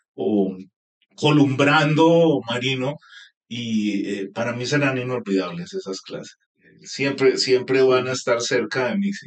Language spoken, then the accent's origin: Spanish; Bogotá, Colombia; also born or lived in Montelíbano, Córdoba, Colombia; yo vivía de niño en Montelíbano, en Córdoba, y luego a los siete años me vine a Bogotá